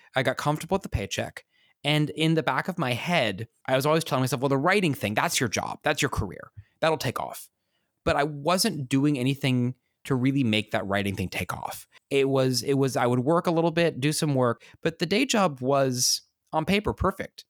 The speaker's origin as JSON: {"language": "English", "region": "Kansas", "country": "United States", "tie": "born or raised there", "said": "I grew up in Kansas"}